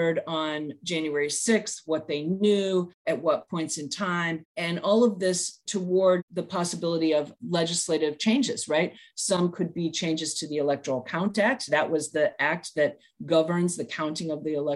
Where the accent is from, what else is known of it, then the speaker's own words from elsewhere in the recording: St. Louis, Missouri, United States; moved away; I'm from the Midwest. I'm from Missouri, St. Louis area originally